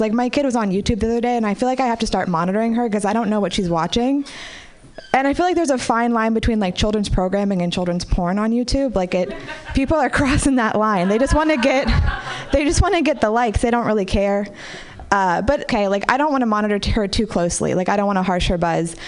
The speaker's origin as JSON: {"language": "English", "town": "Marin City", "region": "California", "country": "United States", "tie": "born or raised there", "said": "I grew up in Marin City"}